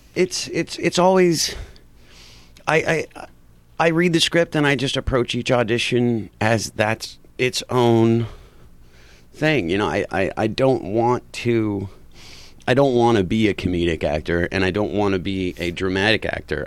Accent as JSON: {"language": "English", "town": "Huntington Park", "region": "California", "country": "United States", "tie": "born or raised there", "said": "I grew up in Huntington Park"}